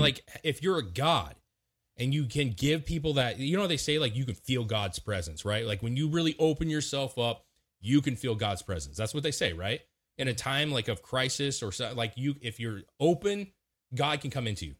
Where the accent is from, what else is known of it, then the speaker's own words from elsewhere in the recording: Washington, United States; moved away; I grew up in Washington